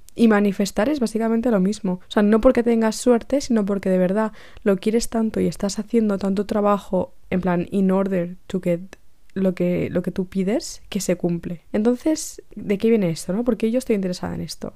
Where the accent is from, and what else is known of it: Spain; also born or lived in Brussels